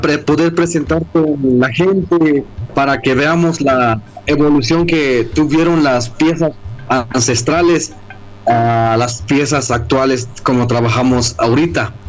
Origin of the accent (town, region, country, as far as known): Amatenango del Valle, Chiapas, Mexico